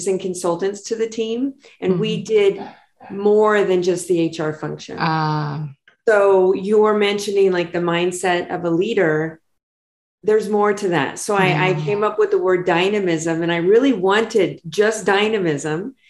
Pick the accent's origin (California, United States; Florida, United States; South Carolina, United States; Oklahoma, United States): California, United States; Los Angeles; moved away as an adult; now in San Diego, United States; I grew up in Los Angeles and I moved down here to finish my undergrad and I stayed